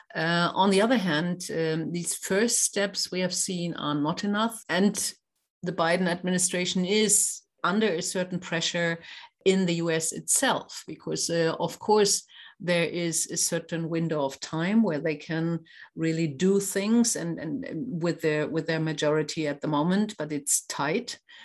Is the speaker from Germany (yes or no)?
yes; Schleswig-Holstein, Germany; I'm coming from Schleswig-Holstein